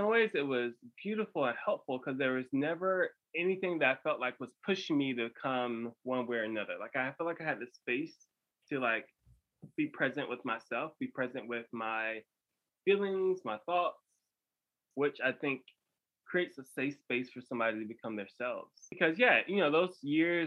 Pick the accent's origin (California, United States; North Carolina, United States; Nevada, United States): North Carolina, United States; Bertie County; moved away as an adult; also born or lived in Greensboro, North Carolina / Pittsboro, North Carolina / Boone, North Carolina / Clayton, North Carolina; I grew up in Berkeley County.